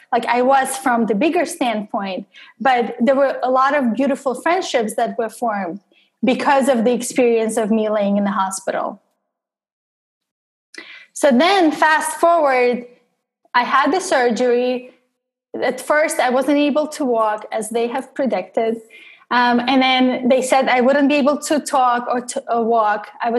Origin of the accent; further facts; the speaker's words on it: Russia; English is a second language; I'm an outsider and I have an accent in English and I'm originally from Russia and I have an accent in Russian as well.